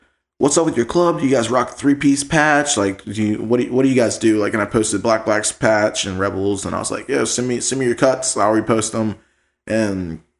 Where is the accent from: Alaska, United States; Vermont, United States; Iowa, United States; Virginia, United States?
Virginia, United States; we're from Virginia